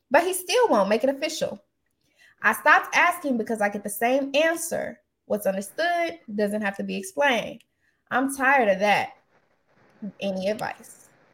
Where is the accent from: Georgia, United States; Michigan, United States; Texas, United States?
Texas, United States; Austin; moved away; I'm from Austin. I'm still Southern.